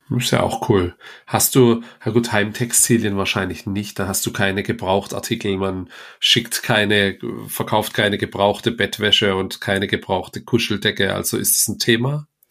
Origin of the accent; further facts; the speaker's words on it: das Ländle, Baden-Württemberg, Germany; bei uns im Ländle